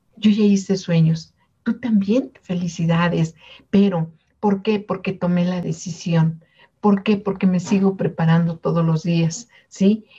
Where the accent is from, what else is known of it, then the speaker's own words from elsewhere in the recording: Mexico; somos de México